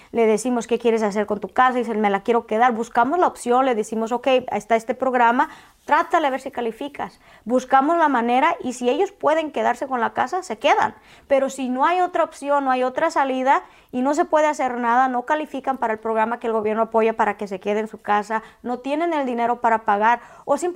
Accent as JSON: {"language": "Spanish", "country": "Mexico", "said": "yo vine de México, este, del de lugar que vengas"}